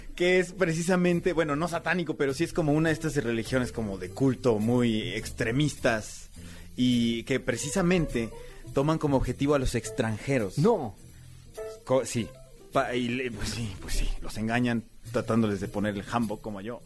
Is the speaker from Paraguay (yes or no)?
no; Mexico; moved away as an adult; also born or lived in South Korea; aquí en México, en mi propio país